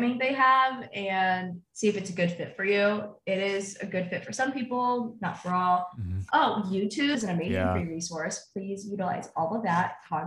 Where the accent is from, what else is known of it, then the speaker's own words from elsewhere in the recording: Terre Haute, Indiana, United States; also born or lived in China; the truck stop in Terre Haute. That's where I'm from, my hometown